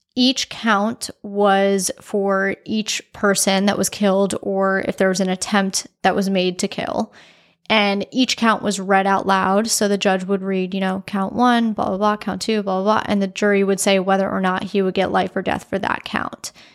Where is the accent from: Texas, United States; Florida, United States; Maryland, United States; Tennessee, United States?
Florida, United States; South; I am from South Florida